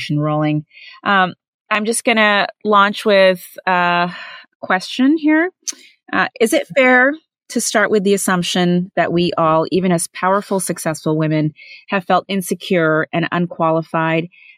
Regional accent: Canada; also born or lived in India; now in United States; As an Indian-born, Canadian-raised American woman

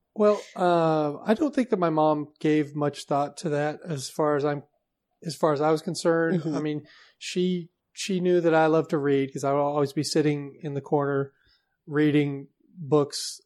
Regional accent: Seattle, Washington, United States; I was born in Seattle

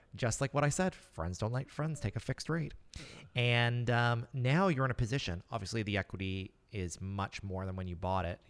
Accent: Nova Scotia, Canada; I live and work, and I'm from Nova Scotia.

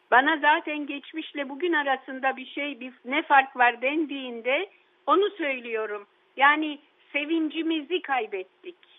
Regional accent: Istanbul, Turkey; also born or lived in Yedikule, Istanbul; Bakırköy'de e, büyüdüğüm evde

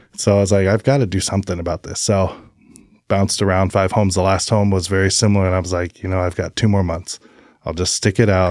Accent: Albany, Oregon, United States; also born or lived in Brookings, Oregon; I was born in Albany, Oregon.

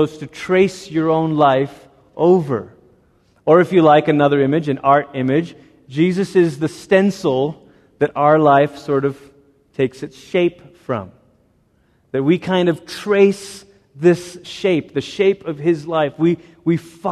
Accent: Portland, Oregon, United States; also born or lived in Malaysia; when I was 10, we moved from Malaysia to Portland, Oregon

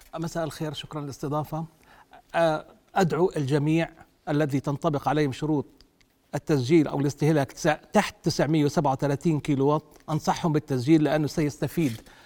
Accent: Jordan; إحنا عندنا بالأردن

